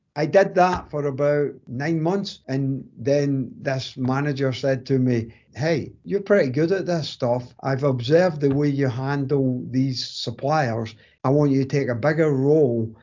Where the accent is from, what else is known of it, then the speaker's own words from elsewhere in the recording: Greenock, Scotland, United Kingdom; accent: strong Scottish accent; moved away as an adult; now in North Carolina, United States; I was born in a town called Greenock and spent you know, my kind of formative years there